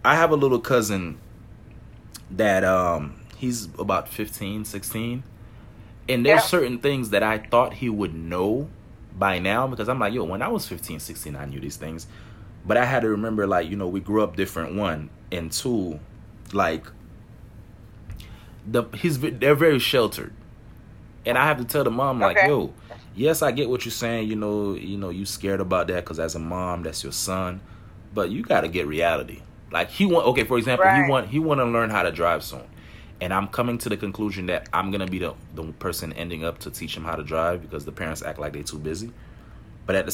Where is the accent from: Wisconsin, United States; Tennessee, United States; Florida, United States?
Florida, United States; Miami; growing up in Miami